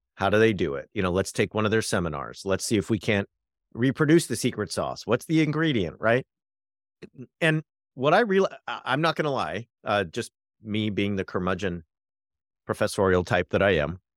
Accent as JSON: {"language": "English", "area": "Orange County", "region": "California", "country": "United States", "tie": "born or raised there", "said": "I grew up in Orange County"}